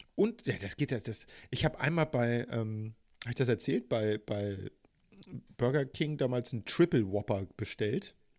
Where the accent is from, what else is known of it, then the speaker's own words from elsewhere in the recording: Hamburg, Germany; Was mich zu einem hm. geborenen und gebürtigen Hamburger macht